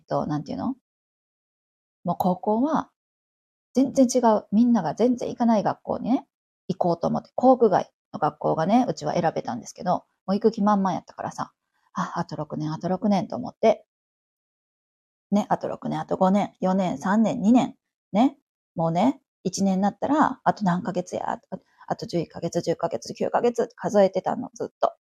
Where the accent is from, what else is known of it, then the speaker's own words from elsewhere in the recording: Kansai, Japan; moved away as an adult; also born or lived in Tokyo; 私関西出身なんですけど